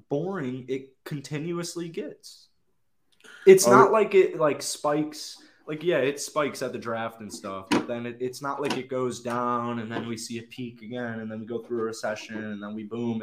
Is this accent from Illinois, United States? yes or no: yes; Chicago, Illinois, United States; I'm from Chicago